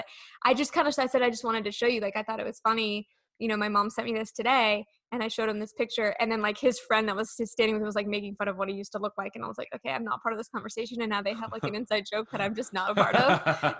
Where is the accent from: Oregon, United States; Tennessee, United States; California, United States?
California, United States; Sacramento; moved away as an adult; now in Houston, United States; I said, you know, I'm from Sacramento, grew up watching you